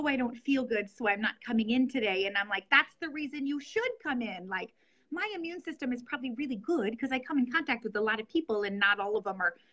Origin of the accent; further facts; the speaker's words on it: Norfolk, Nebraska, United States; also born or lived in Lincoln, Nebraska; I'm from Norfolk, Nebraska, which is where I currently practice. I was born in Lincoln, Nebraska